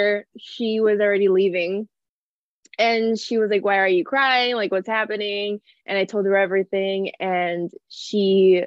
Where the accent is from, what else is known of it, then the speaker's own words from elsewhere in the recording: San Antonio, Texas, United States; also born or lived in El Paso, Texas; when I was around 5-6 years old, we moved to San Antonio, Texas